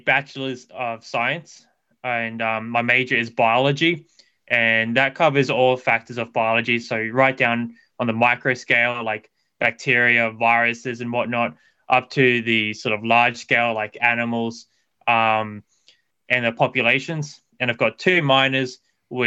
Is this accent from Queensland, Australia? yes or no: yes; north of Brisbane, southeastern Queensland, Australia; I live a little bit north of Brisbane, so in southeastern Queensland. Lived in this area my entire life, and yeah, that's exactly where I'm from.